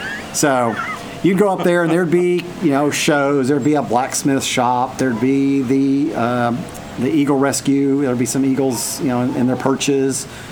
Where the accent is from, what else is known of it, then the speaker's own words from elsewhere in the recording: Knoxville, Tennessee, United States; I'm from Knoxville, and near Knoxville is Pigeon Forge in Gatlinburg, which is a tourist mecca.